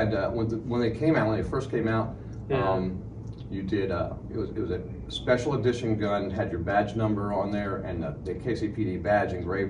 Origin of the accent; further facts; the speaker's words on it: Kansas City, Missouri, United States; they figured since I came from Kansas City, I must know something about shooting.